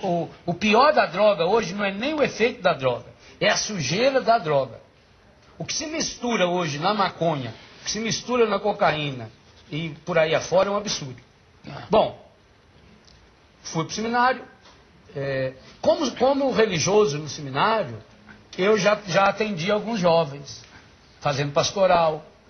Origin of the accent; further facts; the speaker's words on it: Biguá, Minas Gerais, Brazil; Eu nasci num lugar que não tem no mapa nem do município. Chama-se Biguá.